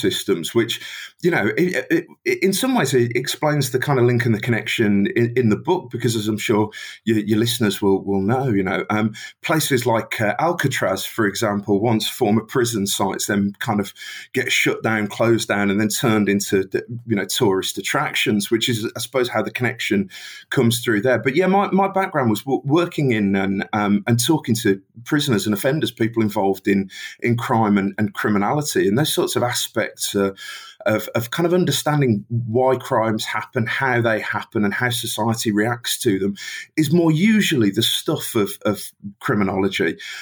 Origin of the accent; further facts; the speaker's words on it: Birmingham, West Midlands, United Kingdom; accent: Brummie; I live in Birmingham, England's fantastic second city